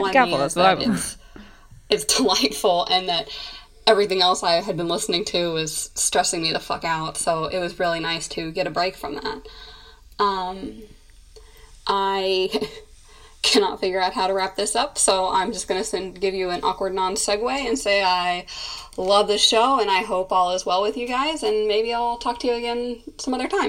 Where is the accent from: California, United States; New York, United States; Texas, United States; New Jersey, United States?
Texas, United States; accent: strong Texas accent; my strong Texas accent that most people are disappointed by, because most Texans don't talk all twangy like they do on TV and movies